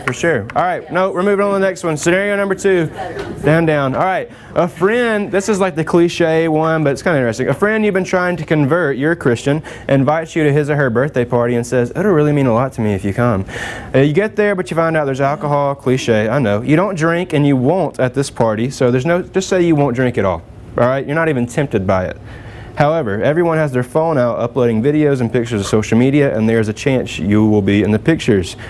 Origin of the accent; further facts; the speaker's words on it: Alabama, United States; I'm from Alabama, I live 30 minutes from the Roll Tide Stadium